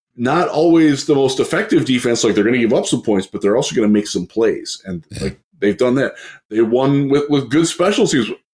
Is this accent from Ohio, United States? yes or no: yes; Cleveland, Ohio, United States; moved away; also born or lived in Houston; I'm from Cleveland